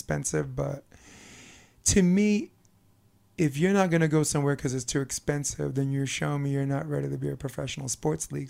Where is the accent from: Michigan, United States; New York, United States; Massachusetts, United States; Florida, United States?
New York, United States; as a New Yorker